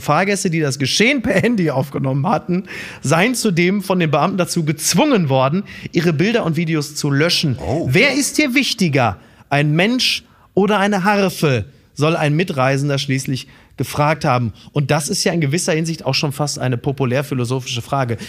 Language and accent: German; Ruhr area, North Rhine-Westphalia, Germany; ich komme aus dem Ruhrgebiet